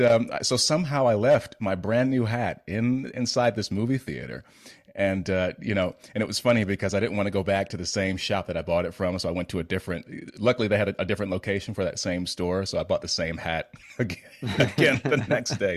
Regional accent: United States; as an American

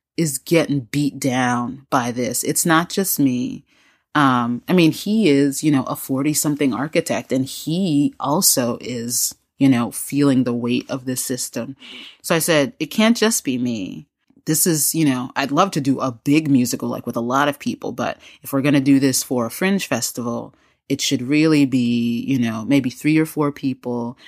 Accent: United States; now in Raleigh, United States; as an American and as a member of this society

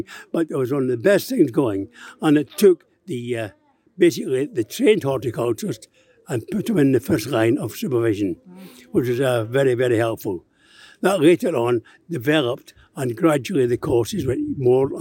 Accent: Glasgow, Scotland, United Kingdom; moved away as an adult; also born or lived in Liverpool / Nantwich; being a Glaswegian

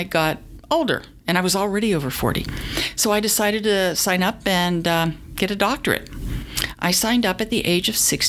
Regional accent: Pittsburgh, Pennsylvania, United States; I grew up in Pittsburgh, Pennsylvania.

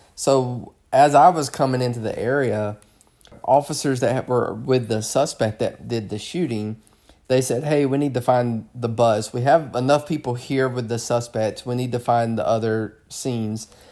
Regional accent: the South, Southern United States, United States; accent: southern; moved away; my southern accent

